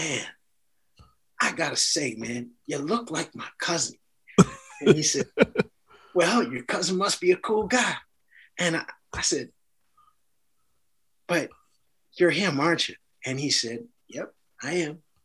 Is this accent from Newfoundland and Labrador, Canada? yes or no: no; Justin Bieber's hometown, Ontario, Canada; also born or lived in Watrous, Saskatchewan; I grew up in Justin Beiber. Like, well, it was my town first. Now he's a star. But yeah, we come from the same town